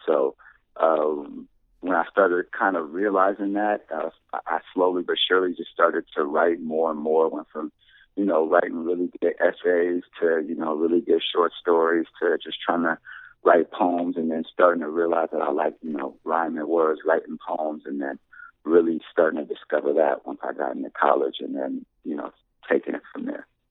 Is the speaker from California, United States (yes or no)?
yes; Anaheim, California, United States; also born or lived in South Bay, Los Angeles, California; moved to Orange County and I uh, really grew up in Orange County, Anaheim, California